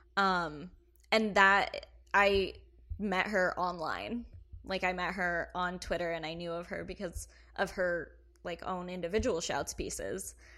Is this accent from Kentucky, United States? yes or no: yes; Kentucky, United States; moved away; I am from Kentucky